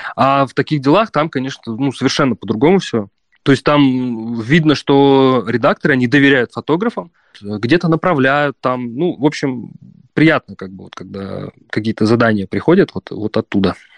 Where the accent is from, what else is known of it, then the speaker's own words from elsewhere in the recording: Prokopyevsk, Kemerovo Oblast, Russia; moved away as an adult; also born or lived in Saint Petersburg / Balkans; я вернулся в свой родной город и пять лет тут живу